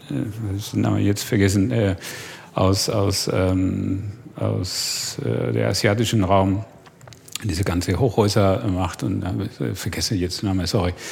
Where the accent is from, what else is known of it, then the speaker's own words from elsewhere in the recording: Argentina; Also ich mache immer, ein, also ich komme aus Argentinien. Ja, zum Beispiel, als ich in Deutschland war, war für mich schockierend zu sehen